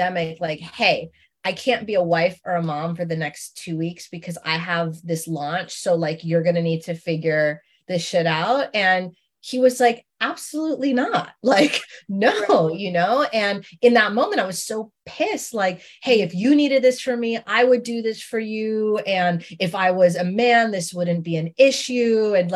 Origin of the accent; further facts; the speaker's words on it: New York City, New York, United States; I grew up in Queens